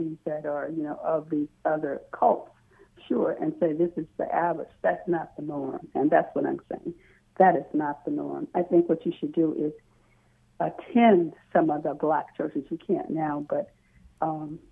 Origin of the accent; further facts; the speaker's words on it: the South, United States; I grew up in the South